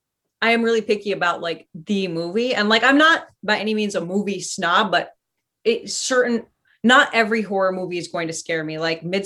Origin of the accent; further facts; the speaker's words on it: California, United States; I grew up in Northern California. Where I was most of my life.